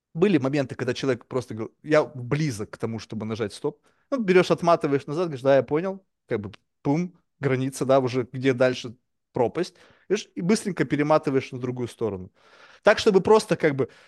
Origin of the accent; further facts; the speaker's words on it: Russia; first language Russian; moved away as an adult; now in New York, United States; я родился в России